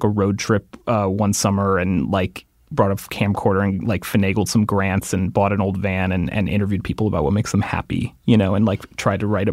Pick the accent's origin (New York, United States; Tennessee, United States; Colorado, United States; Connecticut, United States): Connecticut, United States; Shelton; I'm from Shelton, Connecticut